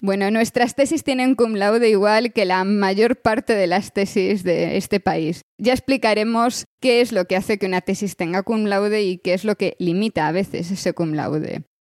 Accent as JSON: {"language": "Spanish", "town": "Vilagarcía de Arousa", "region": "Galicia", "country": "Spain", "tie": "born or raised there", "also_born_or_lived": "Santiago de Compostela", "said": "yo soy gallega y eso no lo puedo, no lo puedo esconder demasiado. Nací en Vilagarcía de Arousa"}